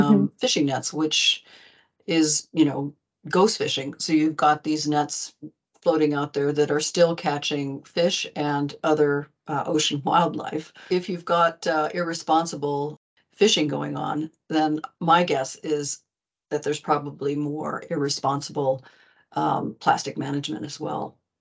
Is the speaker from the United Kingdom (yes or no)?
no; United States; now in Arendal, Norway; as one American, I'm living here in Arundel, Norway